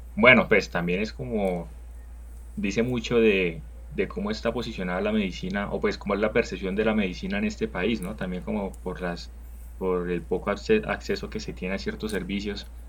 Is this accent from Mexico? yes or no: no; Barrancabermeja, Santander, Colombia; now in Bogotá, Colombia; ambos venimos de Barranca